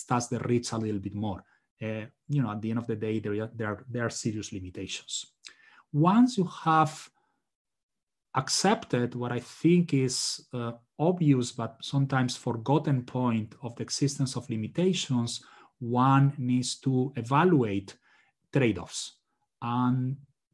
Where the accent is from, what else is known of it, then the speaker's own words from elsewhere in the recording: Spain; now in United States; I'm originally from Spain